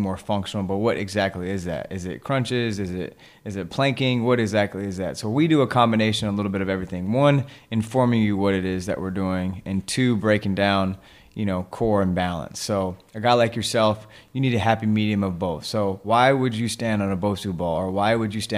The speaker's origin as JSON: {"language": "English", "region": "Wyoming", "country": "United States", "said": "we're actually both from Wyoming"}